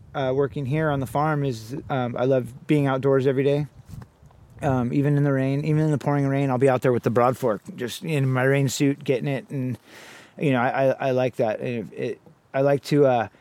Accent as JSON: {"language": "English", "town": "Santa Cruz", "region": "California", "country": "United States", "tie": "born or raised there", "said": "I was born here in Santa Cruz, California in 1979"}